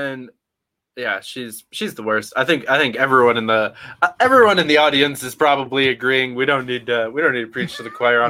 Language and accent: English; New York, United States; I'm from New York. I grew up around